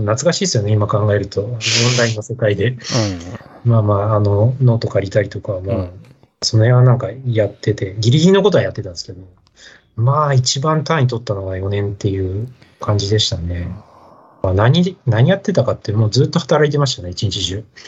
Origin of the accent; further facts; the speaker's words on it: Nishitokyo, Tokyo, Japan; also born or lived in Saitama; もう東京なんです。あの、田舎とかなくてですね。はい。あの、東京と埼玉の本当境の今でいう、あの、西東京市ですね